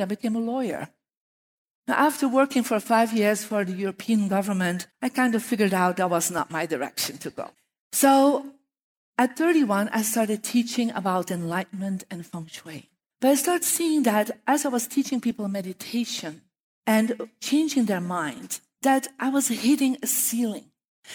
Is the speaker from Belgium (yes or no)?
yes; Belgium; moved away; I'm from Belgium